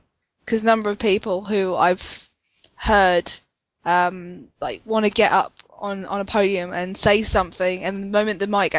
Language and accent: English; United Kingdom; I'm British and stuck up.